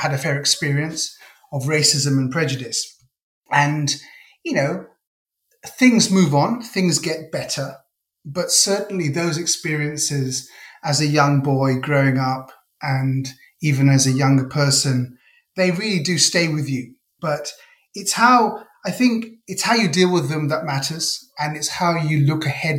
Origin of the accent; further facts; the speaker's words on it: London, United Kingdom; And I grew up in Northwest London, in a suburb of London, which is in the borough of Harrow.